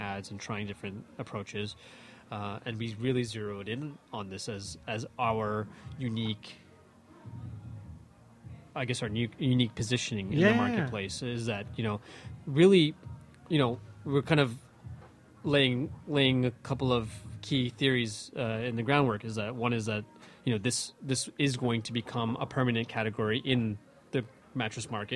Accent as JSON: {"language": "English", "town": "Toronto", "region": "Ontario", "country": "Canada", "tie": "born or raised there", "said": "Canadian born, Toronto born, Scarborough kid, you know, growing up in the city and living in the city and making my home"}